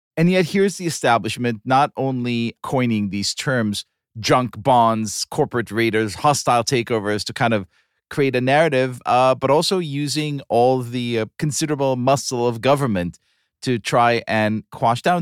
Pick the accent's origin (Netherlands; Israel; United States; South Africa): Israel; moved away; growing up in Israel